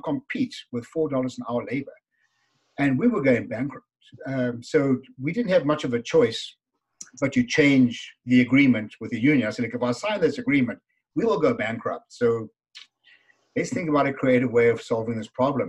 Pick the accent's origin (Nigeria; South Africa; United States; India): South Africa; moved away as an adult; now in Canada; as you can hear from my funny accent, I'm from South Africa. And I was imported to Canada 30 winters ago and still counting.